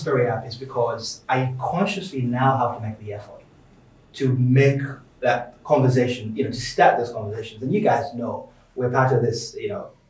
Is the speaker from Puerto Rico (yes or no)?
no; United Kingdom; also born or lived in Birmingham / Manchester; now in London, United Kingdom; So I grew up in the north. So I grew up in Birmingham and Manchester.